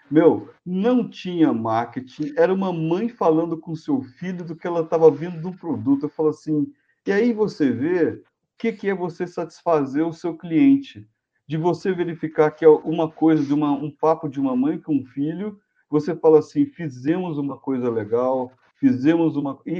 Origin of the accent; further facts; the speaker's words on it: Brazil; eu sou brasileiro de natureza. Assim, é outra coisa, sou engenheiro e brasileiro. Então, por exemplo, assim, eu, eu tenho muito orgulho de ser brasileiro.